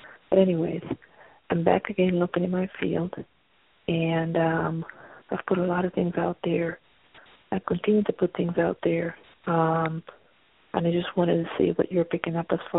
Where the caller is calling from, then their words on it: Pennsylvania, United States; I'm calling from Pennsylvania.